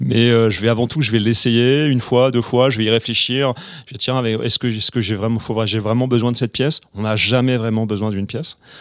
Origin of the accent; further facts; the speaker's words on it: Normandy, France; j'avais un ami, que j'ai toujours d'ailleurs, à, Rouen, puisque je suis normand